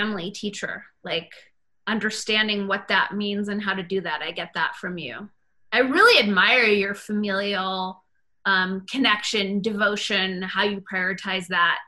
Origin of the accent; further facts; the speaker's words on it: United States; my identity as an American